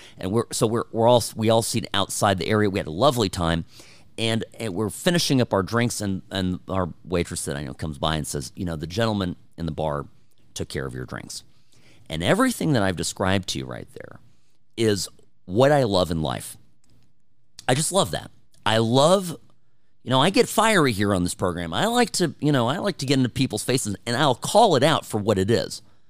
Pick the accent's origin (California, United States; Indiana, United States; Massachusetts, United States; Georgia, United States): California, United States; moved away as an adult; I'm a transplant here. I'm born and raised in California. Spent most of my life out there, and moved out here 4 years ago, never looking back.